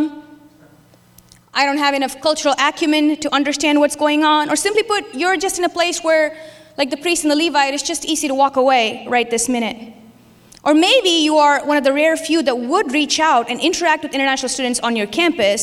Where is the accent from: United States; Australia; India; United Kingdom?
India; moved away; I was Christian when I grew up in India